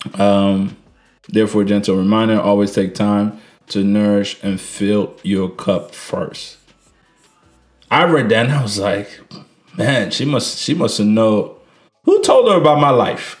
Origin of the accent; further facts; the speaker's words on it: Niger; moved away; I was trying to go back to Niger. Uh, which is my home country